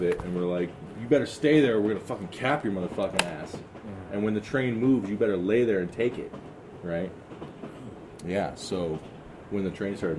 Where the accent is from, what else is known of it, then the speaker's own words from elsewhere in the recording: Chicago, Illinois, United States; So I grew up in Chicago South Side.